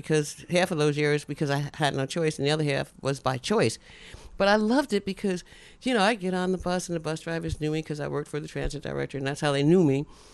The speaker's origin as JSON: {"language": "English", "town": "Newark", "region": "New Jersey", "country": "United States", "said": "I'm a proud Newarker."}